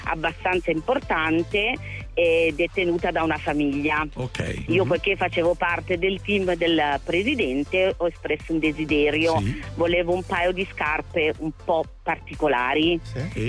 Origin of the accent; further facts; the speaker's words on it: Milan, Lombardy, Italy; moved away as an adult; now in Naples, Italy; io sono di Milano, sì. però vivo a Napoli da 27